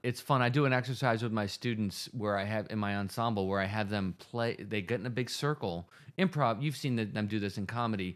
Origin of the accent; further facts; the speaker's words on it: Rochester, New York, United States; Roberts Wesleyan College in Rochester, New York, my hometown